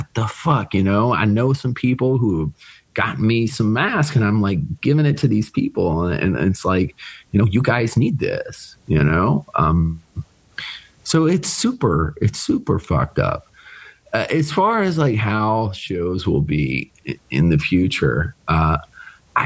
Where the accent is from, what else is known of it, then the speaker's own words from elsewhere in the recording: Richmond, Virginia, United States; Richmond, from my hometown